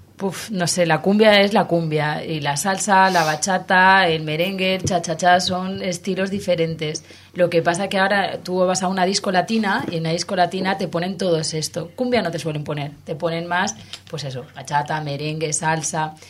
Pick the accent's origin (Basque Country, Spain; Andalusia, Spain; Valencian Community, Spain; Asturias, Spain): Valencian Community, Spain; como valenciana que soy